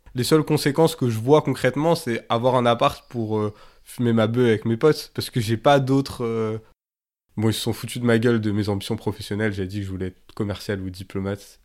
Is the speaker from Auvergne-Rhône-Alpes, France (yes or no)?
yes; Grenoble, Auvergne-Rhône-Alpes, France; j'ai grandi à Grenoble, c'est toujours la ville où, où j'habite.